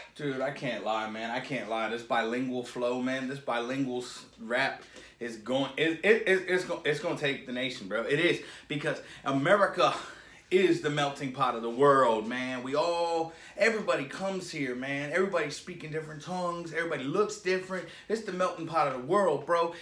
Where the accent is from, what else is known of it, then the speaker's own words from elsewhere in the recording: United States; I'm American